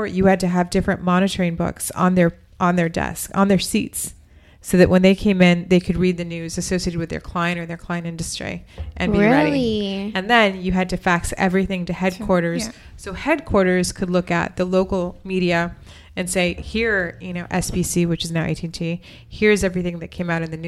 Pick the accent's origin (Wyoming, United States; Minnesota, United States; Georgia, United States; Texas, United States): Texas, United States; El Paso; moved away as an adult; also born or lived in Austin / New York; I'm from Texas, and so kind of small town, El Paso, Texas, moved to Austin to go to school